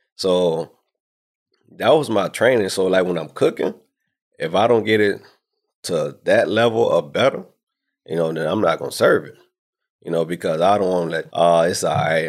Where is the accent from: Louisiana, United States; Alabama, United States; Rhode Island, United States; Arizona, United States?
Louisiana, United States; New Orleans; moved away as an adult; now in Houston, United States; I was born and raised in New Orleans, Louisiana. And I moved to Houston right after I graduated from high school.